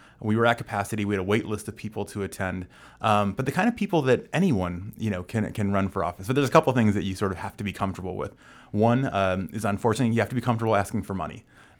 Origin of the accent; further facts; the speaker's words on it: Phoenix, Arizona, United States; now in Washington, D.C., United States; So I am originally from Phoenix, Arizona. I've been in Washington, D.C. for 9 years now